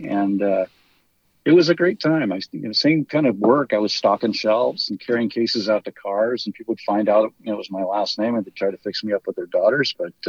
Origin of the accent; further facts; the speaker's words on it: St. Helena, California, United States; I have one older sister, and she still works and lives in the valley here in St. Helena. So, you know, our whole family's been raised here for five generations.